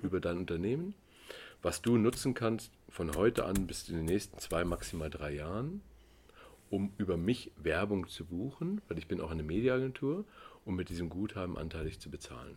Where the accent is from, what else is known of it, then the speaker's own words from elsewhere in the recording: Germany; also born or lived in East Germany; ich bin Deutscher